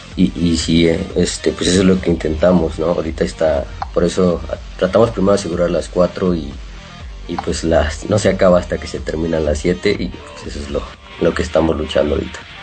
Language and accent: Spanish; San Luis Potosí, Mexico; born or raised there